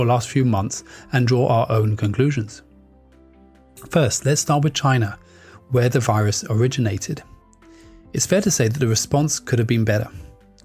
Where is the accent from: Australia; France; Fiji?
France; moved away; also born or lived in United Kingdom; I grew up there